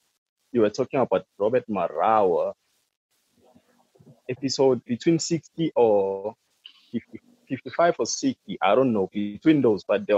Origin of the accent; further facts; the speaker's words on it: China; English is a second language; because I come from China, but at the moment I can't talk about